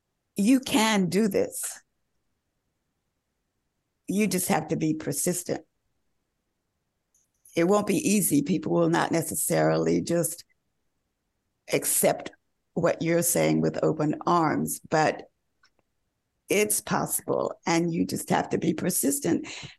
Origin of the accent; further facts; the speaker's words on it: the South, United States; And also, you know, early on, again, growing up in the South, we all like had music lessons.